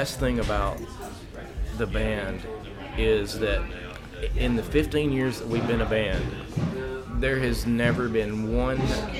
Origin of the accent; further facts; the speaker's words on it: Alabama, United States; also born or lived in Gainesville, Florida; I'm from Alabama.